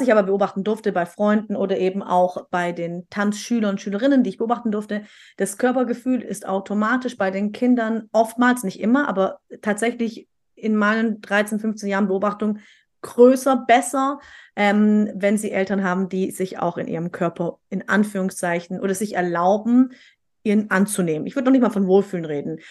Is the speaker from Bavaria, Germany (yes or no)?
no; Stuttgart, Baden-Württemberg, Germany; bei uns in Stuttgart